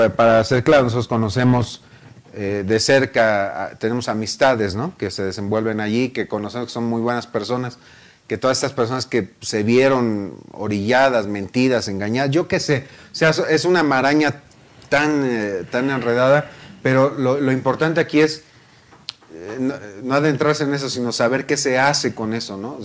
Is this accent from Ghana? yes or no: no; Mexico; soy mexicano